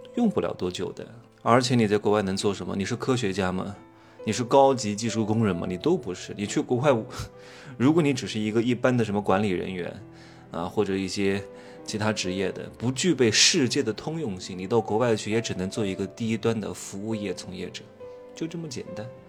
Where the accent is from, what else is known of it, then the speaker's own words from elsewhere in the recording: China; 我们中国人